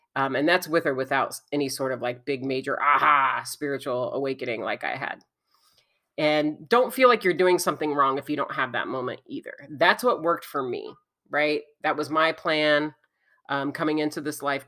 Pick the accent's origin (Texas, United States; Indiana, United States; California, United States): Indiana, United States; I'm from Indiana